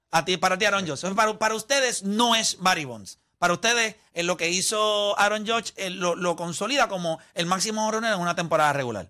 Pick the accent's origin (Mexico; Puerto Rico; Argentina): Puerto Rico; uno como puertorriqueño